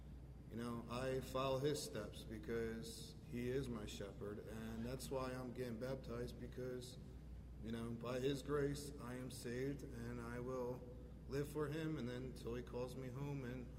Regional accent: Royersford, Pennsylvania, United States; I grew up in Roersford. And I grew up in a church family

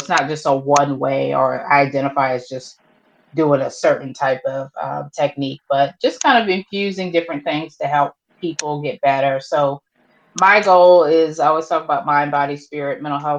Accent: Baltimore, Maryland, United States; now in Charleston, United States; I'm originally from Baltimore, Maryland, but I've resided in the Charleston area for a majority of my life.

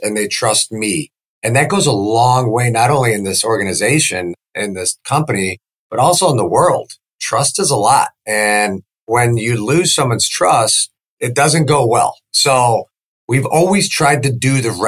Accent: Chicago, Illinois, United States; moved away as an adult; now in Sarasota, United States; I grew up in the Chicagoland area

